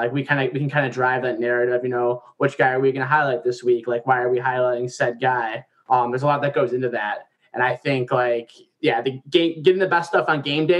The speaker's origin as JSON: {"language": "English", "region": "New York", "country": "United States", "tie": "born or raised there", "moved": "yes", "said": "Growing up in New York"}